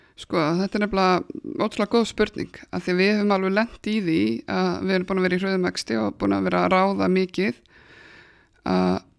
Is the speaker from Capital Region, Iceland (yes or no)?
no; Akranes, Western Region, Iceland; ég er frá Akransinu